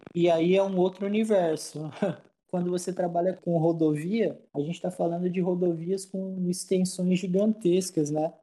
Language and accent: Portuguese; Lins, São Paulo, Brazil; Linz é a cidade onde eu resido, né, onde, eu, onde eu cresci, onde eu vivo